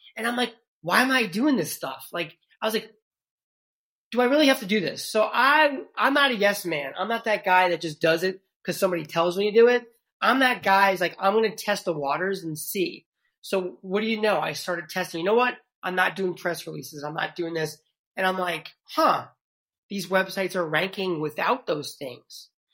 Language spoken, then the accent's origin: English; New York City, New York, United States; accent: New York City; I'm originally from New York City, so I lost my New York City accent a long time ago